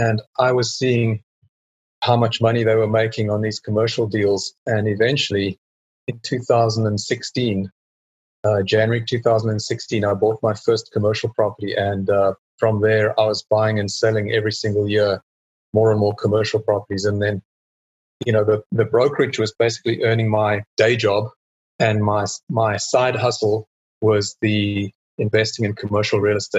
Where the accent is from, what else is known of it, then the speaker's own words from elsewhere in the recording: South Africa; also born or lived in England; now in Texas, United States; Okay. Well … I'm a South African and moved around a lot. Myself and my wife, we moved from South Africa to England, lived there for 10 years, and then moved to the States in 2001 and been there in Texas ever since then.